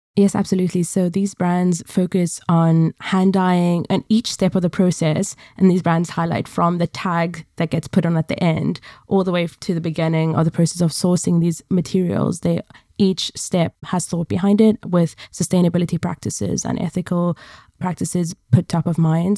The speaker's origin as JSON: {"language": "English", "town": "Cape Town", "region": "Western Cape", "country": "South Africa", "tie": "born or raised there", "moved": "yes", "lives_now": "London, United Kingdom", "said": "my hometown, Cape Town."}